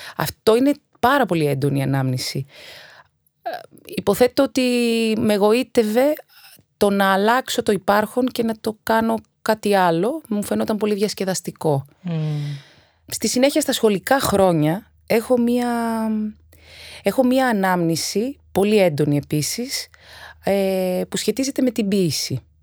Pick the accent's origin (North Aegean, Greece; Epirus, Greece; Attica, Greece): Attica, Greece; Athens; also born or lived in Egaleo / Naxos (father's island); Γεννήθηκα στο Εγάλεο και δύο χρονών μετακομίσαμε σε, στη Νέα Φιλαδέλφια